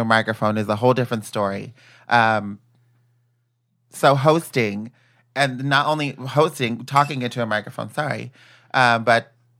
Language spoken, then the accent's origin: English; Chula Vista, California, United States; also born or lived in National City; Born and raised San Diego. I'm from Chula Vista.